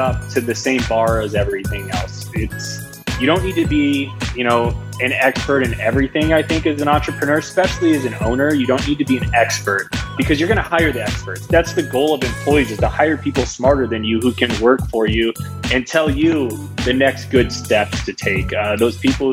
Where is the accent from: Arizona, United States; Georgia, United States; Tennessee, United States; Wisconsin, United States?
Arizona, United States; Glendale; moved away as an adult; also born or lived in Phoenix, Arizona; now in Denver, United States; I'm originally from Phoenix, Arizona. Grew up in Glendale, actually